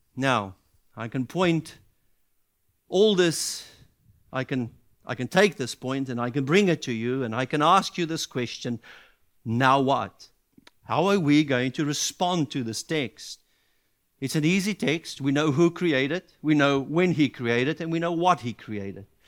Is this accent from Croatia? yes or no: no; South Africa; as a South African